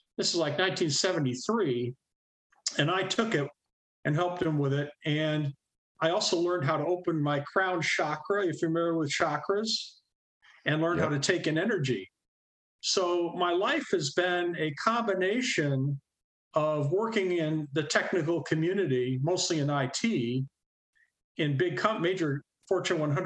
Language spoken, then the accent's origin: English; Corning, New York, United States; also born or lived in Troy, New York; I'm originally from Western New York State, being born in Corning.